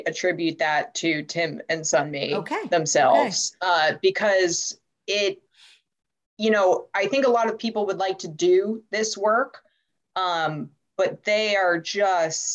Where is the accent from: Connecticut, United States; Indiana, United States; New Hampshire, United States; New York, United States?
New York, United States; New York City; I'm from New York City